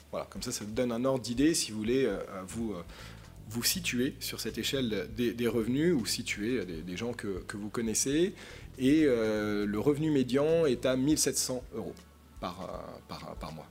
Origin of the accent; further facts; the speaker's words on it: Paris, Île-de-France, France; je suis parisien. je suis né à Paris en 1986